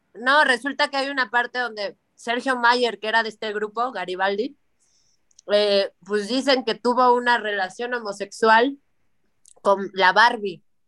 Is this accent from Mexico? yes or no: yes; Mexico; yo como mexicana